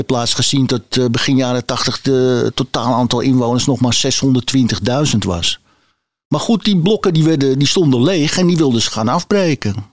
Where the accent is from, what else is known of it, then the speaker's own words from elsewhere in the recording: Amsterdam, North Holland, Netherlands; Ik ben geboren in Amsterdam en ik heb hier altijd gewoond.